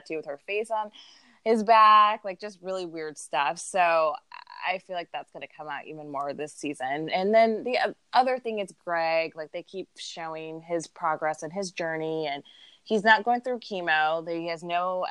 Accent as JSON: {"language": "English", "region": "Midwest", "country": "United States", "said": "we're from the Midwest"}